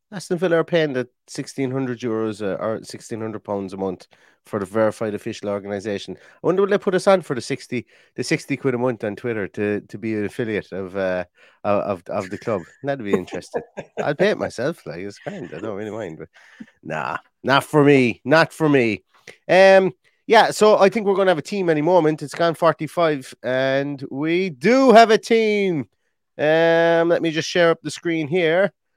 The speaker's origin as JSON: {"language": "English", "town": "Limerick", "region": "Munster", "country": "Ireland", "said": "I was from Limerick"}